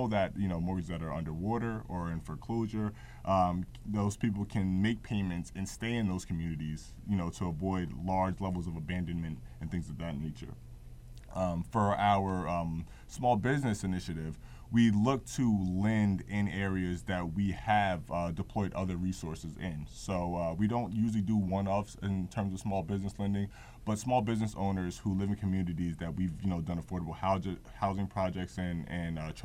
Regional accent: Newark, New Jersey, United States; Phillips Academy, which I attended when I was a kid in Newark

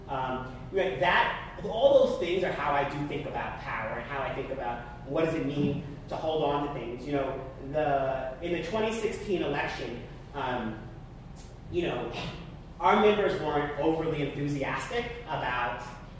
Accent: Long Island, New York, United States; I grew up on Long Island

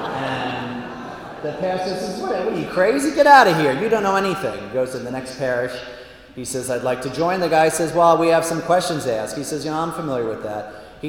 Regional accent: Plymouth Meeting, Pennsylvania, United States; moved away; I am a proud Philadelphian. I was born in Plymouth Meeting

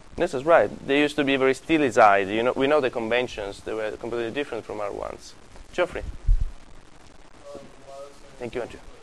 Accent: Sicily, Italy; moved away; I come from Sicily.

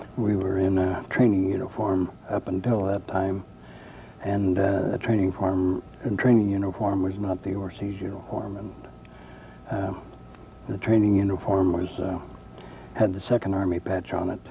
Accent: Union City, Indiana, United States; I was born in Union City, Ohio, and under a year old, I was moved to Union City, Indiana with my parents, and I've been a lifelong resident of Union City, Indiana

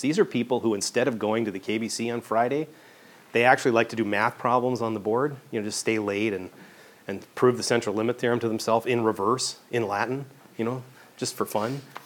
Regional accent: Vancouver, British Columbia, Canada; moved away as an adult; I was I grew up in Vancouver.

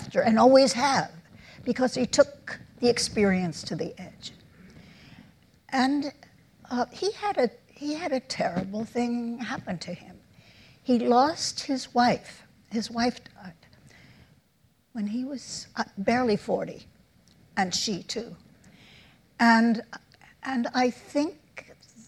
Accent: New York, United States; I'm born and raised in New York. I'm an Upper West Sider

